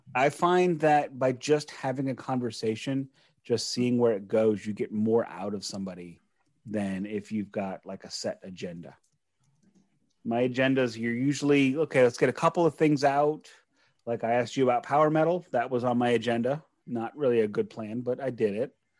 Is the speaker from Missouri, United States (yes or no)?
yes; St. Louis, Missouri, United States; I am from St. Louis. I'm in the Midwest